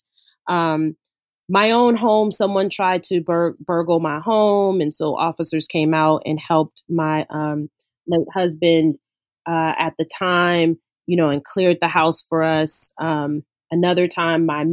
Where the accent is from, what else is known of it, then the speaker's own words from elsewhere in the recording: Los Angeles, California, United States; I grew up in South LA, so I grew up in the inner city